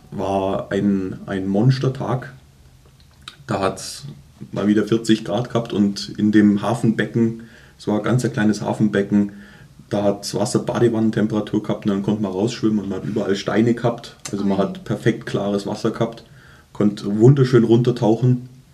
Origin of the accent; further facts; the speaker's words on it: Germany; wir Deutsche